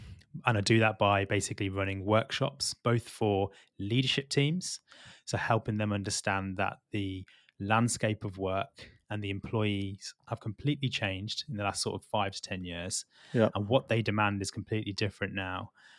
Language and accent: English; Midlands, United Kingdom; also born or lived in London; so I'm not from London originally, I'm from the Midlands. Okay. And I've always grown up in suburbia, that's been close to green spaces.